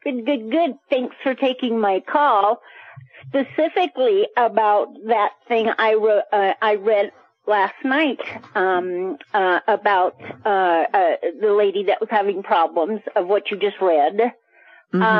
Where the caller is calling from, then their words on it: Colorado Springs, Colorado, United States; I'm sorry … from Colorado Springs.